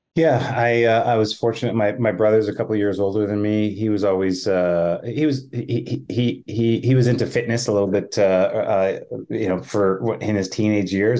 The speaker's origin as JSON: {"language": "English", "region": "Manitoba", "country": "Canada", "tie": "born or raised there", "said": "I'm a Canadian, uh, I grew up in Manitoba"}